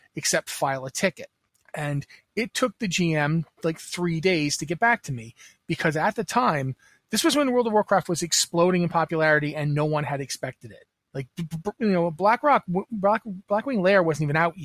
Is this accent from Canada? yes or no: yes; Canada; I'm Canadian